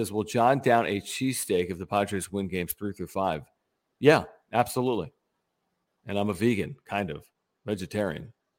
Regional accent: Philadelphia, Pennsylvania, United States; born there; I was born in Philadelphia. That is an accurate statement.

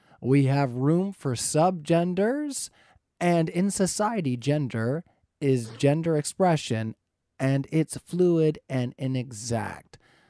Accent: Canada; I'm Canadian.

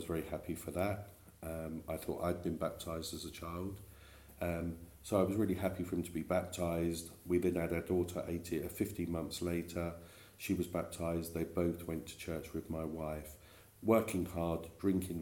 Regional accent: Milton Keynes, South East England, United Kingdom; accent: East End; also born or lived in East End of London; I'm actually born and bred in Buckinghamshire.

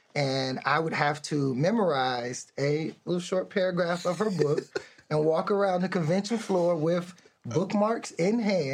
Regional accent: Virginia, United States; also born or lived in North Carolina / California / Germany; I grew up in the Hampton Roads, Tidewater area.

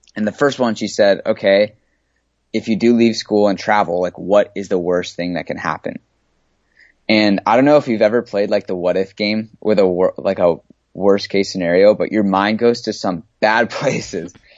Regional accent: San Diego, California, United States; moved away as an adult; I grew up in San Diego, California. I moved here when I was just a baby

